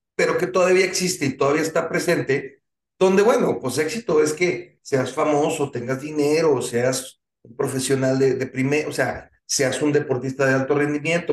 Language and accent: Spanish; Mexico